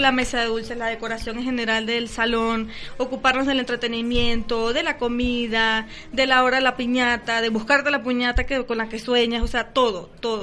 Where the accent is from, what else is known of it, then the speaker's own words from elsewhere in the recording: Venezuela; now in Mexico; somos venezolanos